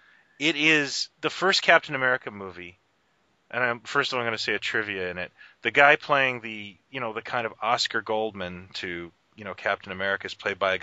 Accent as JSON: {"language": "English", "country": "Canada", "said": "I'm Canadian"}